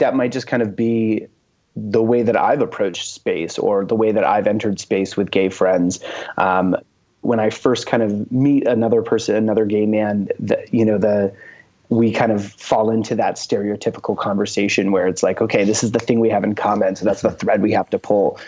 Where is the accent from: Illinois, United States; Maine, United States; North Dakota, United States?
Maine, United States; I'm from Maine